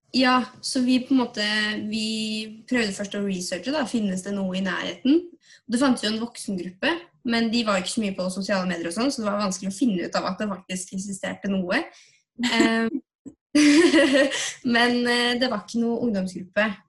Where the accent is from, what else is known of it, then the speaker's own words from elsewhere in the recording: Tønsberg, Vestfold, Norway; moved away as an adult; now in Oslo, Norway; Jeg kommer fra Tønsberg, ikke så langt unna Oslo